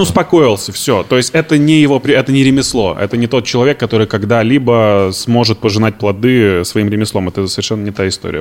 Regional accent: Izhevsk, Udmurtia, Russia; now in Moscow, Russia; Я из Ижевска. Это Удмуртская республика.

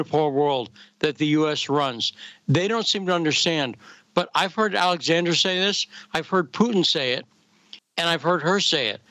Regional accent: near Chicopee, Massachusetts, United States; I grew up in Massachusetts near one of the towns that has the most Polish people in America, Chicopee, Massachusetts

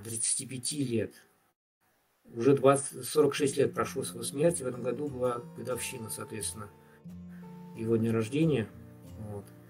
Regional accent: Tatarstan, Russia; Я, поскольку из Татарстана

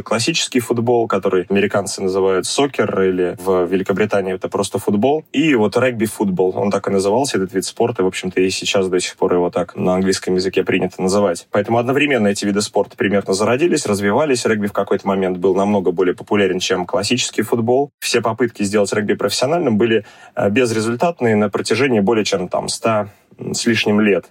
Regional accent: Zelenograd, Moscow, Russia; Я родился и вырос э, в Зеленограде

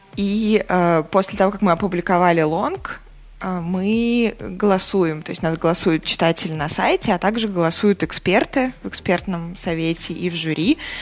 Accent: Saratov, Saratov Oblast, Russia; now in Moscow, Russia; Я родилась и выросла не в Москве. А, мои родители по-прежнему живут в Саратове

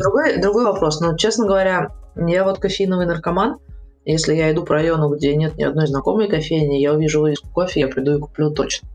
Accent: Protvino, Moscow Oblast, Russia; also born or lived in Saint Petersburg; now in Moscow, Russia; Есть дом, где мы, э, выросли в Протвино

